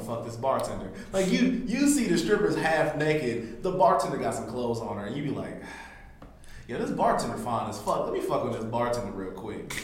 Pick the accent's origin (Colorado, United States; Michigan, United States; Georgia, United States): Georgia, United States; Atlanta; now in North Carolina, United States; I'm from Atlanta.